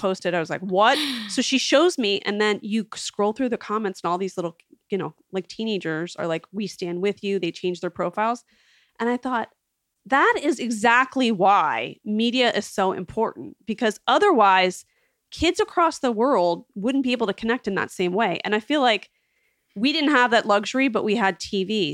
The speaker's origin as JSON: {"language": "English", "town": "West Chester", "region": "Pennsylvania", "country": "United States", "tie": "born or raised there", "also_born_or_lived": "Hershey, Pennsylvania", "said": "I'm from suburban Philadelphia, a town called Westchester. I went to boarding school in Hershey, Pennsylvania"}